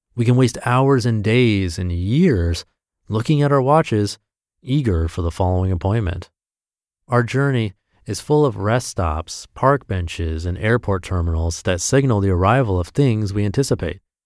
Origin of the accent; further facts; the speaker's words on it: Midwest United States, United States; growing up in the Midwest United States